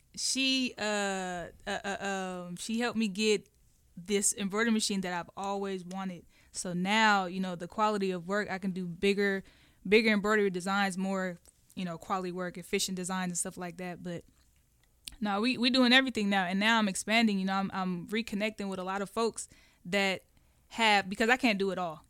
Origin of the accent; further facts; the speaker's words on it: Oakland, California, United States; moved away; Oakland is, is, it was rough